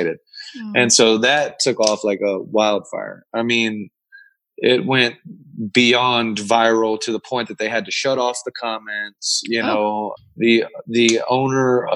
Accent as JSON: {"language": "English", "region": "Louisiana", "country": "United States", "moved": "yes", "lives_now": "Arizona, United States", "said": "I live out in Arizona and I'm from Louisiana"}